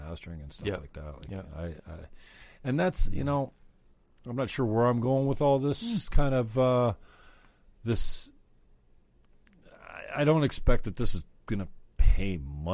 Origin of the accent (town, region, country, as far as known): St. Catharines, Ontario, Canada; born or raised there